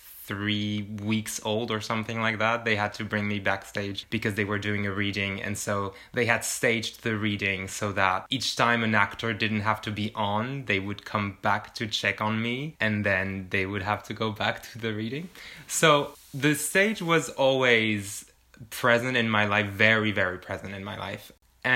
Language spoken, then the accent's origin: English; France; moved away; I'm from France